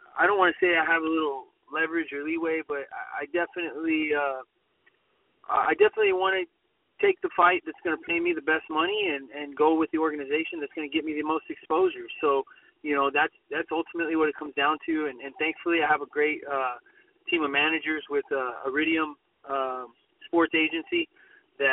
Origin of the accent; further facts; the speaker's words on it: Corpus Christi, Texas, United States; my hometown of Corpus